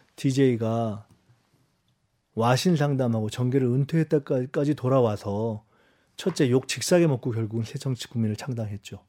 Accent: Seoul, South Korea; 제가 굳이 영등포를 온 이유는 여기가 제 고향이고

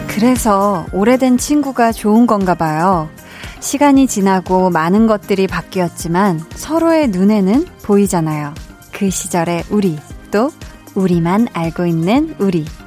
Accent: Seoul, South Korea; 저는 태어나서 한 동네에서 계속 중학교 2학년 때까지 살았거든요. 근데 이제 그곳이 이제 뭐 가끔 이 볼륨에서도 얘기를 했지만 그린벨트 지역이어가지고 서울에 굉장히 그 외곽 진짜 서울의 끄트머리 쪽이었어요.

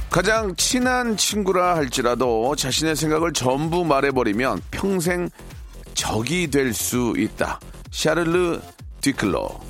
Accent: South Korea

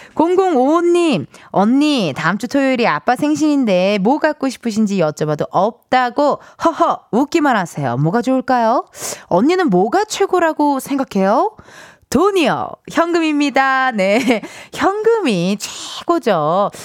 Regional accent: Incheon, South Korea; 저도 인천 출신이잖아요

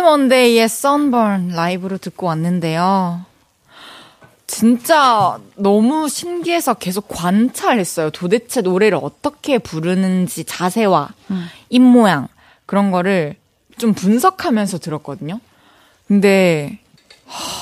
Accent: South Korea; 제가 한국인으로서

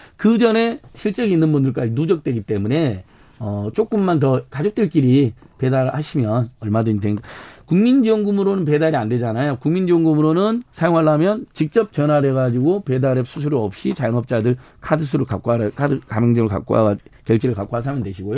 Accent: Hwasun, South Jeolla, South Korea; 제 고향이 한반도인데 한반도에서도 화순이라는 곳이 태어났는데

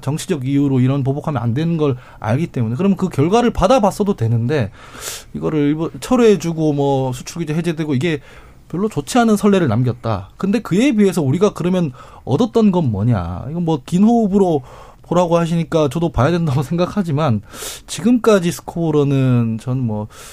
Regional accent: Daegu, South Korea; 제가 대구 출신인데

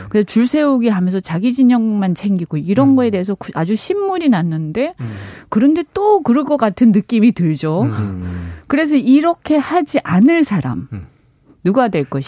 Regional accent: Busan, South Korea; also born or lived in Gyeonggi Province; now in Gyeonggi, South Korea; 저희 친정이 부산인데

